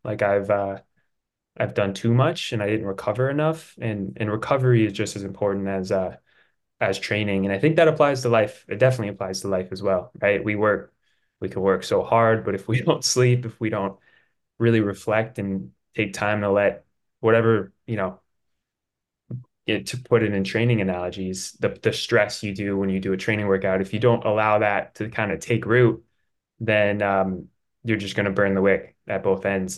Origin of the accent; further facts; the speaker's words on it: Durango, Colorado, United States; also born or lived in San Luis Obispo, California; I'm from Durango, Colorado